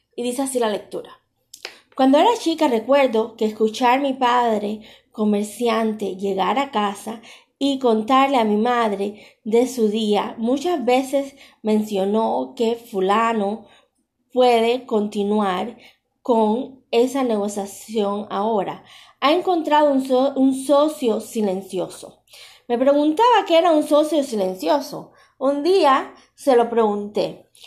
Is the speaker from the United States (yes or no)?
no; Cuba; moved away; Yo soy cubana